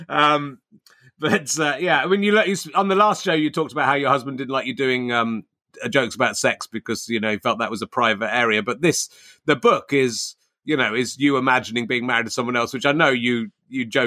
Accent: Cheddar, South West England, United Kingdom; now in Hertfordshire, United Kingdom; I was brought up in Cheddar

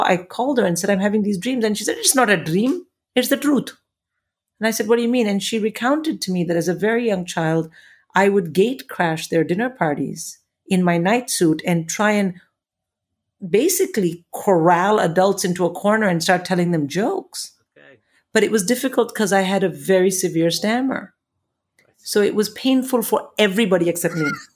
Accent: India; moved away as an adult; now in England; when I came to England from India

